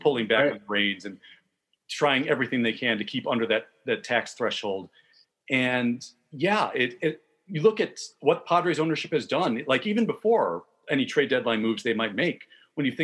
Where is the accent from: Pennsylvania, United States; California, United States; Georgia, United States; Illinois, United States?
Illinois, United States; Chicago; as a Chicagoan